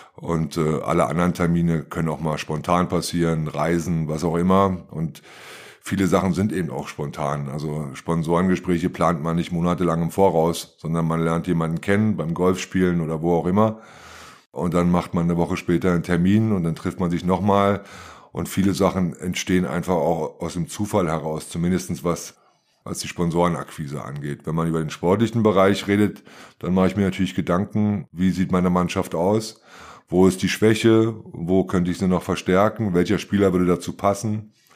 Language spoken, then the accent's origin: German; Germany; born or raised there